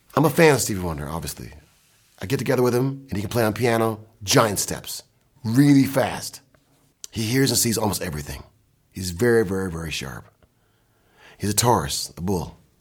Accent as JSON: {"language": "English", "town": "Kalamazoo", "region": "Michigan", "country": "United States", "said": "I'm from Kalamazoo, Mich, Kalamazoo"}